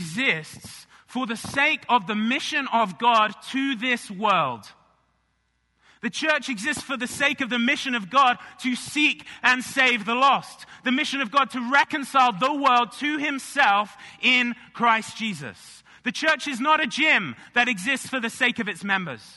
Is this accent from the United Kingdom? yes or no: yes; England, United Kingdom; now in United States; I grew up in England